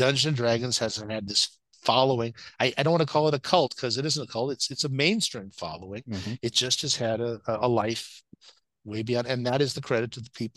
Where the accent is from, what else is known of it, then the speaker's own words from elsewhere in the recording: Los Angeles, California, United States; When I grew up in West LA, my next door neighbor was a woman named Betty Lynn